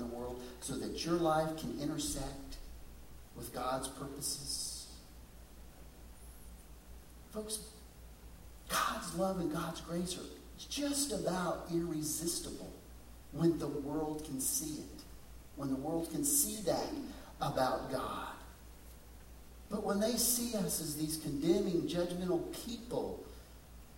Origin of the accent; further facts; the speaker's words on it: West Texas, United States; growing up in West Texas